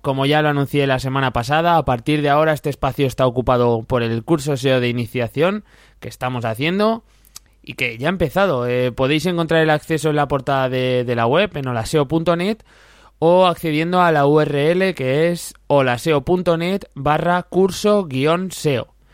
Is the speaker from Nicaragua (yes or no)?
no; Zaragoza, Aragon, Spain; Yo como soy de Zaragoza